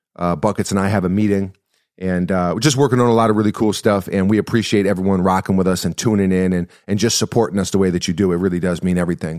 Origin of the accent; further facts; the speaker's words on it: United States; as an American